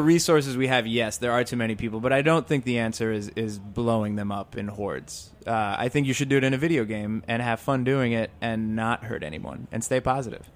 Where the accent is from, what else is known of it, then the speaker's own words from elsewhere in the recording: New York, United States; I grew up in New York.